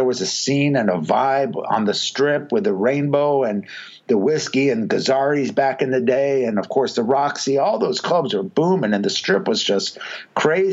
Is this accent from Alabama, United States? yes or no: no; Huntington Beach, California, United States; I grew up in Huntington Beach, which is about an hour south in Orange County